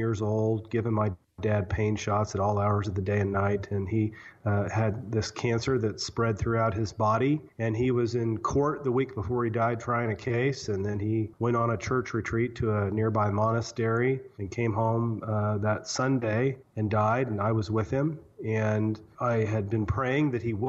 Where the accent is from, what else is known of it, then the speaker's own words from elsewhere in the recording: Southwest Missouri, United States; I grew up in Southwest Missouri